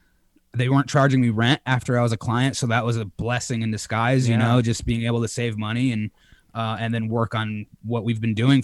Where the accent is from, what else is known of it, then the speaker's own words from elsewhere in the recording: Connecticut, United States; moved away; now I'm in my hometown of Connecticut hanging with my mother for a couple of weeks.